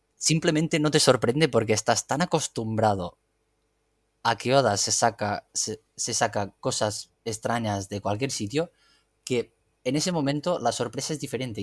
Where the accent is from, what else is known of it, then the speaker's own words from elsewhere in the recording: Catalonia, Spain; como catalán fan del anime mm, creciste con Dragon Ball